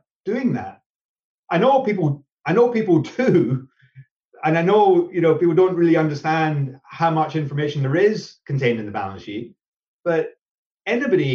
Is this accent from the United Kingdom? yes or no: yes; Scotland, United Kingdom; being Scottish